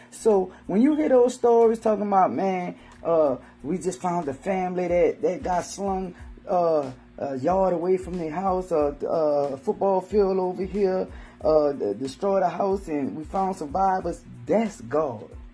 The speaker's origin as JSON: {"language": "English", "town": "New Orleans", "region": "Louisiana", "country": "United States", "tie": "born or raised there", "accent": "Southern slang", "said": "I'm from New Orleans, so, you know, Hurricane Katrina, uh, I've been through several hurricanes."}